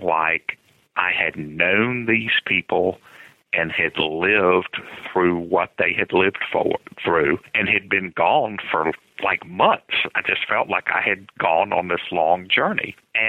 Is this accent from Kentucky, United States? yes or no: no; Lynchburg, Virginia, United States; Grew up in Lynchburg, Virginia. It's sort of right in the center of the state.